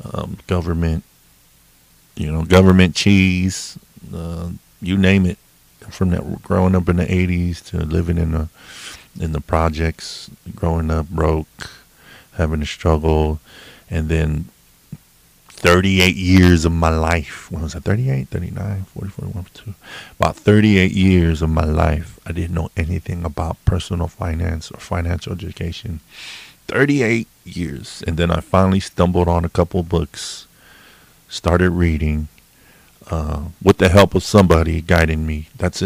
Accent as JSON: {"language": "English", "region": "California", "country": "United States", "tie": "born or raised there", "moved": "yes", "lives_now": "Washington, United States", "said": "Me and my wife, originally, yeah, we grew up in Cali, grew up in California. But now we're Washingtonians."}